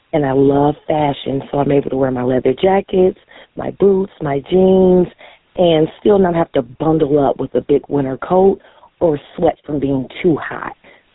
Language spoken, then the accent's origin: English; Amherst, Ohio, United States; I'm from Amherst, Ohio.